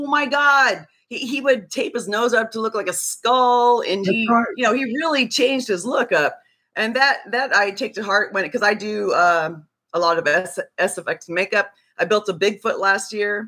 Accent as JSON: {"language": "English", "region": "Nebraska", "country": "United States", "moved": "yes", "said": "I'm from the Midwest originally, a long time ago. And I'm actually from Nebraska."}